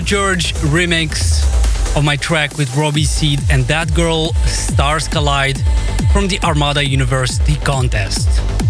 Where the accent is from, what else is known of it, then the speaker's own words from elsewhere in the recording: Moldova; I'm still locked in my home country of Moldova.